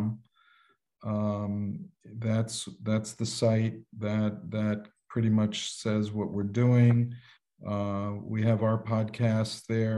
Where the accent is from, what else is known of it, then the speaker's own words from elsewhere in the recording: New York City, New York, United States; now in Florida, United States; I grew up in Manhattan in the concrete jungle